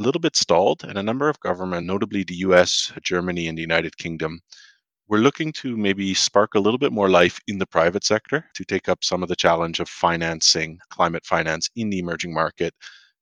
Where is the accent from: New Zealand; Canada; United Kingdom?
Canada; moved away; a Canadian based abroad